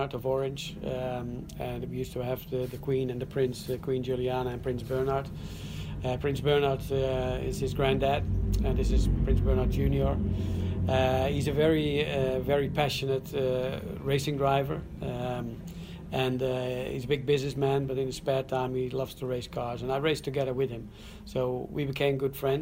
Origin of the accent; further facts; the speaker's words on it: Zandvoort, North Holland, Netherlands; I grew up here downtown in Zandvoort. Was born about 200 yards from